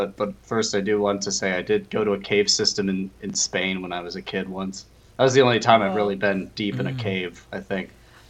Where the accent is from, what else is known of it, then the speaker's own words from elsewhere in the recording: Chicago and Iowa, Midwest, United States; now in Seattle, United States; I grew up split between Chicago and Iowa.